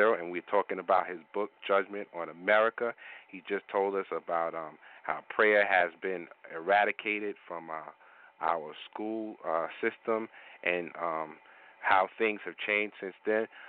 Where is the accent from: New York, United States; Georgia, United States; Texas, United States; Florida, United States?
New York, United States; I'm a New Yorker